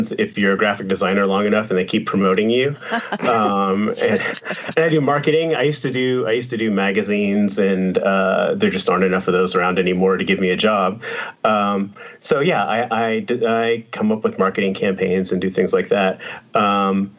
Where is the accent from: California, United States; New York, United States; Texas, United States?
Texas, United States; I'm from Texas